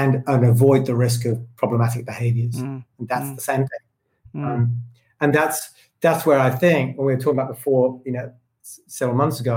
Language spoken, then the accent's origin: English; United Kingdom; me as a British person